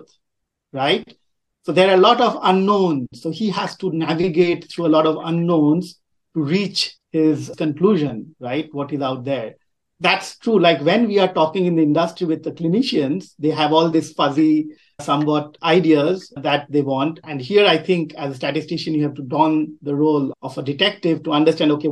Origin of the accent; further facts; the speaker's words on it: Kolkata, West Bengal, India; moved away as an adult; also born or lived in Riverside, California, United States; I grew up in a very densely populated Indian city called Calcutta, now called Kolkata. So I'm from India, but I've lived in three continents